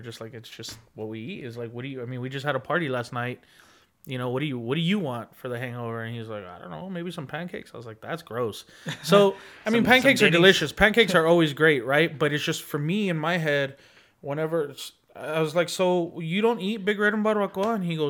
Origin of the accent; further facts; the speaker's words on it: Laredo, Texas, United States; born there; also born or lived in San Antonio / Dallas / Houston / Austin; I've lived everywhere in Texas. I was born in Laredo. I've lived here in San Antonio. I lived in Dallas, Houston, Austin, a bunch of different places.